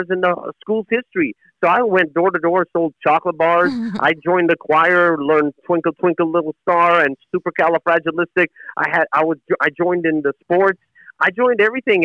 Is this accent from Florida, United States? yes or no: no; Chattanooga, Tennessee, United States; also born or lived in Jerusalem; when I was a kid growing up in Chattanooga, Tennessee